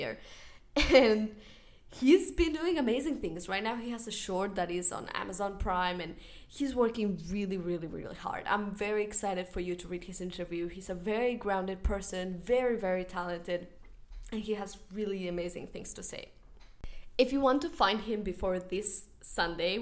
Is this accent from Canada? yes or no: no; Spain; I am from Spain